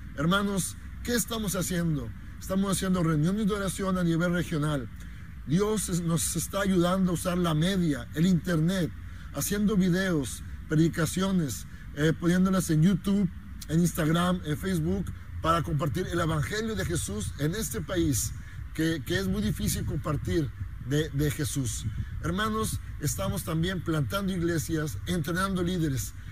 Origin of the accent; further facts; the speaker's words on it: Mexico; now in Turkey; soy mexicano y junto con mi familia estamos sirviendo en este país, uno de los países menos evangelizados del mundo, Turquía